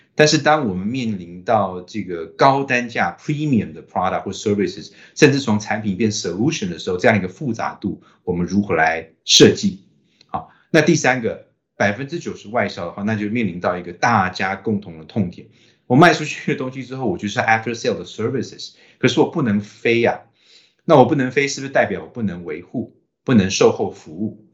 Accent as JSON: {"language": "Chinese", "country": "Taiwan", "said": "我们台湾人"}